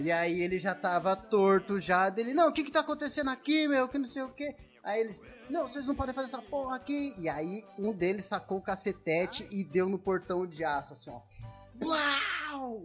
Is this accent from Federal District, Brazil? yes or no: no; São Roque, São Paulo, Brazil; E a gente é de São Roque